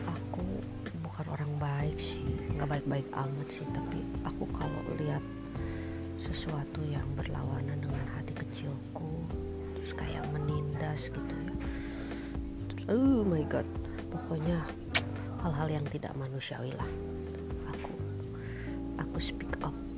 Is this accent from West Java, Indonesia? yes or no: yes; Bekasi, West Java, Indonesia; now in Bandung, Indonesia; Saya dari Bekasi, tapi ya, udah lama tinggal di Bandung